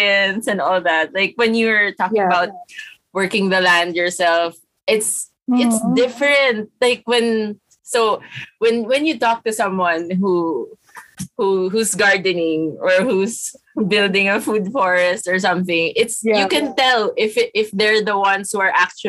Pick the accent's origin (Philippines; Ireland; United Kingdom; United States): Philippines; Manila, Metro Manila; growing up in Manila